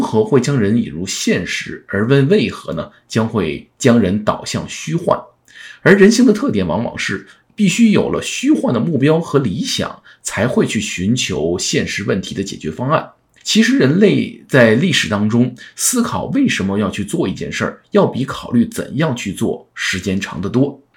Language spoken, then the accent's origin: Chinese; China; 尤其是我们中国人